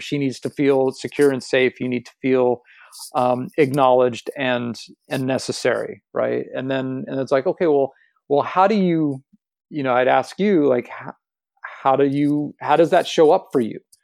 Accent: Los Angeles, California, United States; I grew up in Los Angeles, in the, the West Hollywood part of Los Angeles

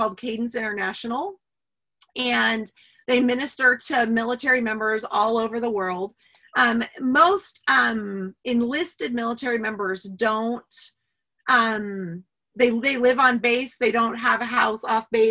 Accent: Medford, Oregon, United States; I'm actually from Oregon. And I grew up in a little Medford, little town in Oregon

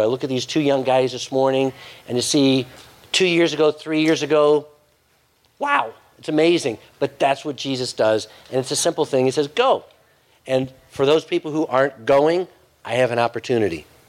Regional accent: United States; as an American

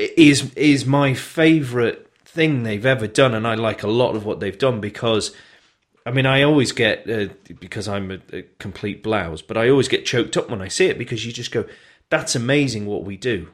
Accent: United Kingdom; we're British. We're very good at knocking ourselves and our own country

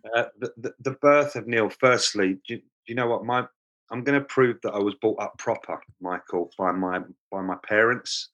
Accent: London, United Kingdom; accent: Cockney; moved away; I was born in Lambeth, um, which is south of the river in London, um, and that makes me a Cockney.

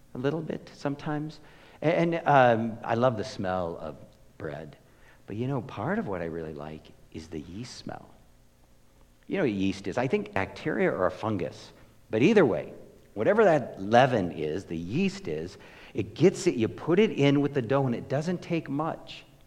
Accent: United States; I'm an American

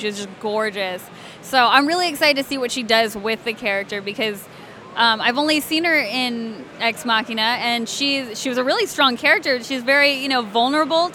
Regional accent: Alabama, United States; accent: southern; I grew up in Alabama, so I know southern.

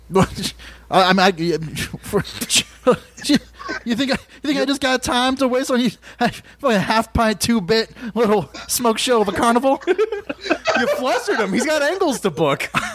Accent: Louisville, Kentucky, United States; I'm from Louisville

